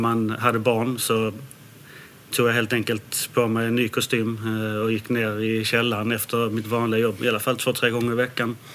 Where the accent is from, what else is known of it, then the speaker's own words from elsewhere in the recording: Landskrona, Skåne, Sweden; also born or lived in Denmark; jag har vuxit upp i Skåne, i Landskrona